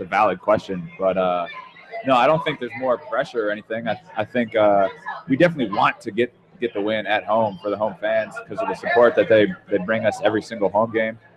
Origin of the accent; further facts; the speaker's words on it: Rockford, Illinois, United States; I'm from you know, the Chicago area